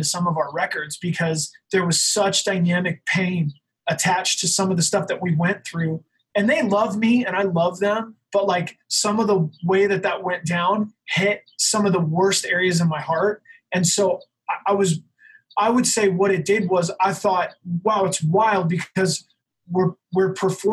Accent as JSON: {"language": "English", "town": "Salt Lake City", "region": "Utah", "country": "United States", "said": "I'm from Salt Lake City in the hardcore scene"}